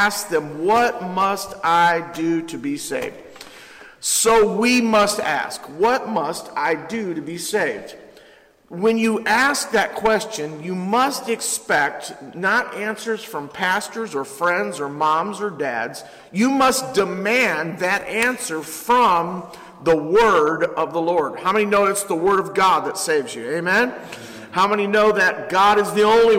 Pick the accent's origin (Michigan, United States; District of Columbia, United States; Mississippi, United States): Michigan, United States; Ypsilanti; I've been born and raised in Ypsilanti, and I love Ypsilanti